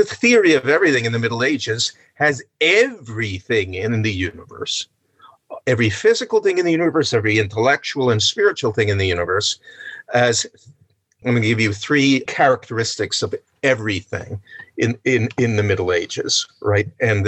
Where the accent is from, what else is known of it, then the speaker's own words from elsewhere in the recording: New Jersey, United States; New York, yes, I'm from New Jersey.